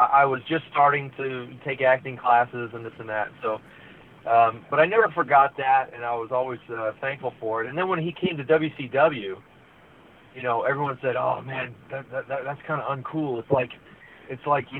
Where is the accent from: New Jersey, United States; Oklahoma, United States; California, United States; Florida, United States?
California, United States; Santa Clarita; I grew up in the Santa Clarita Valley